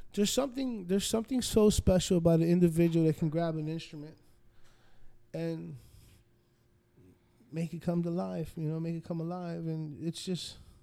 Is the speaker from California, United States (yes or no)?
no; New York, United States; also born or lived in North Miami Beach, United States; I grew up in New York and I grew up in North Miami Beach.